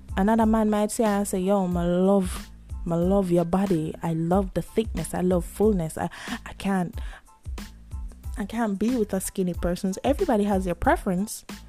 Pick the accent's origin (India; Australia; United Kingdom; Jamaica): Jamaica; I'm Jamaican.